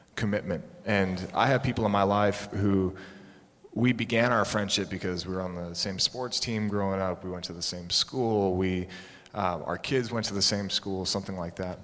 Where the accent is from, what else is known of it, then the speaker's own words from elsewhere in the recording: Concord, Massachusetts, United States; I grew up right near Concord, Massachusetts